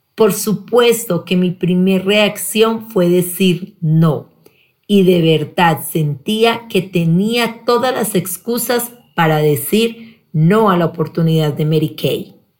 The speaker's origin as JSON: {"language": "Spanish", "town": "Pereira", "region": "Risaralda", "country": "Colombia", "tie": "born or raised there", "said": "Nací en Pereira, soy la mayor de tres hermanos"}